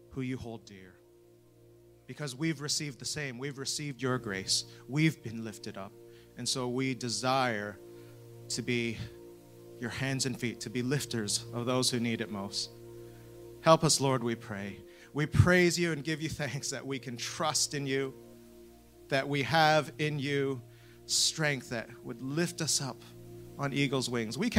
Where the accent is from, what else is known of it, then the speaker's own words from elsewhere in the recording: Canada; now in United Kingdom; I'm not from, from the UK, which my accent might give away. Um, I'm from Canada, but I am welcome here.